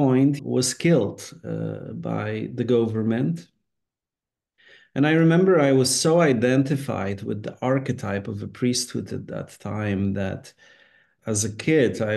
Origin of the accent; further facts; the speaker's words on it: Poland; now in United States; Growing up in Poland at the time when I was growing up, I was born in 1970.